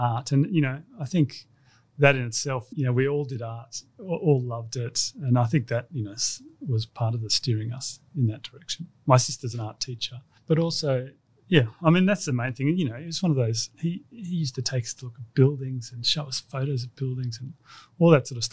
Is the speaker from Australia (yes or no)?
yes; Sydney, New South Wales, Australia; also born or lived in Darwin; back to Sydney and grew up in Castle Crag